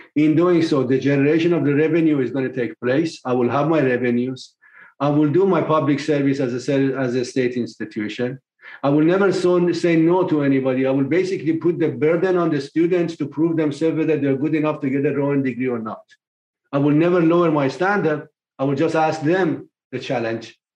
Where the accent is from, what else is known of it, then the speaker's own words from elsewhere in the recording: Tehran, Tehran Province, Iran; moved away as an adult; also born or lived in England / Michigan, United States; now in United States; I was born in Tehran, Iran in 1954. Uh, my family were very modest, to, to put it very generously, and uh, struggled through life. But once I finished my high school, I left Iran in 1975